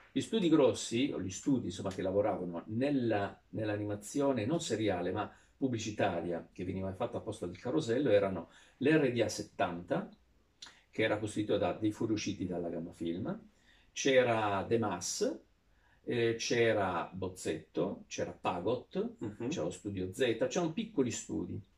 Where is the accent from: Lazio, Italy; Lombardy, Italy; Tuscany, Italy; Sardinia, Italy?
Sardinia, Italy; da sardo granitico che arrivava, in, eh, arrivava, a Milano senza avere la capacità neanche di disegnare